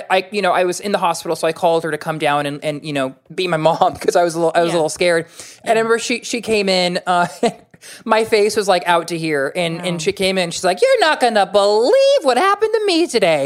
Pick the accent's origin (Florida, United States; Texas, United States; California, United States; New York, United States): California, United States; Fresno; I grew up in Fresno, California